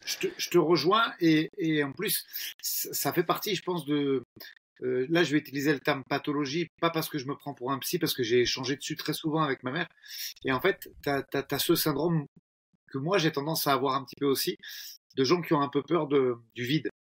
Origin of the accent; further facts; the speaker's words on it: France; Chez nous, en France